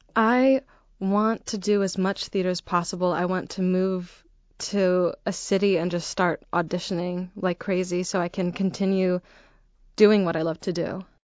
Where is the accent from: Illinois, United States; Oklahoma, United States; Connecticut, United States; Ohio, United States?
Illinois, United States; Arlington Heights; I grew up in the northwest suburbs of Chicago, a little town called, called Arlington Heights.